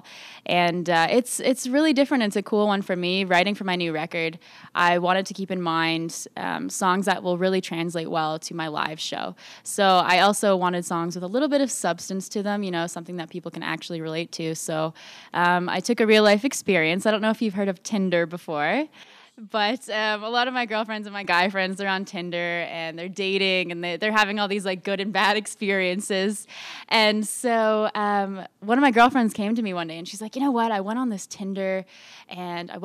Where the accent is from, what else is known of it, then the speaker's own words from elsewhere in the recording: Brooklin, Ontario, Canada; I grew up in a town east of Toronto called Brooklyn